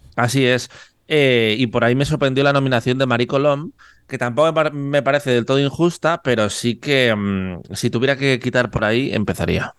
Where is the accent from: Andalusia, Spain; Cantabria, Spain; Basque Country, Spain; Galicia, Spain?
Cantabria, Spain; Yo no soy vasco, yo soy de Cantabria